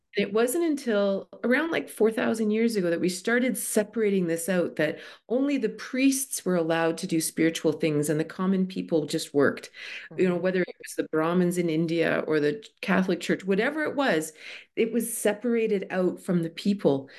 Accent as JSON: {"language": "English", "town": "Toronto", "region": "Ontario", "country": "Canada", "tie": "born or raised there", "moved": "as an adult", "said": "I grew up in Toronto"}